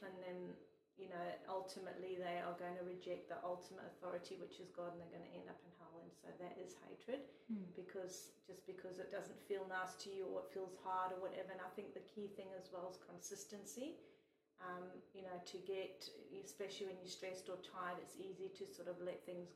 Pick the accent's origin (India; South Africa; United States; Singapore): South Africa; now in Australia; us growing up in South Africa